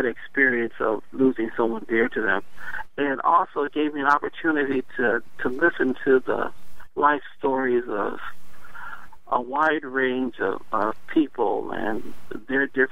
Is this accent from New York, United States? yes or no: no; Detroit, Michigan, United States; now in Washington, United States; growing up in Detroit in the 60s and the 70s